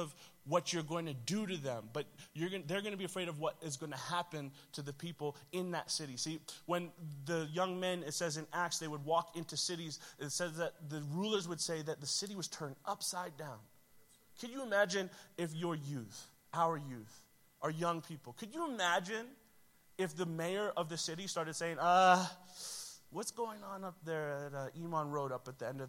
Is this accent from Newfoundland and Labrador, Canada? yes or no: no; Toronto, Ontario, Canada; It's not far. I'm from Toronto, so, right? Like, what is happening up there that is making everything about our city and system change?